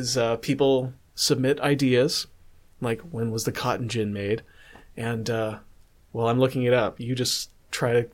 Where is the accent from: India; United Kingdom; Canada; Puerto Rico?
Canada; Calgary, Alberta; also born or lived in New Brunswick; My family's from New Brunswick. I'm from Calgary